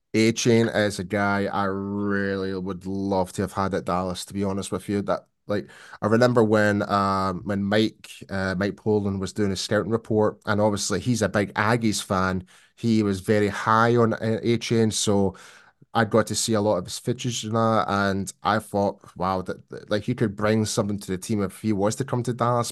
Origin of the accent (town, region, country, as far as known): Scotland, United Kingdom; born or raised there